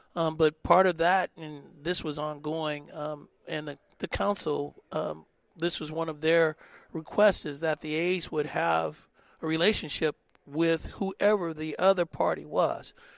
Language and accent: English; Oakland, California, United States; that's my hometown